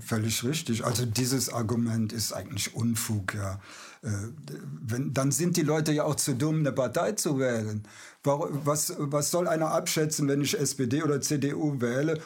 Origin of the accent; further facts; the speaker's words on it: Aachen, North Rhine-Westphalia, Germany; Ich bin ja Aachener